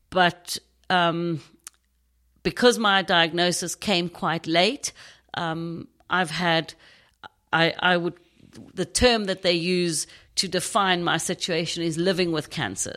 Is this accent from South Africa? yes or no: yes; Knysna, Western Cape, South Africa; accent: South African; now in United Kingdom; I grew up in a small town in South Africa called Nyasna. It's on the Garden Route.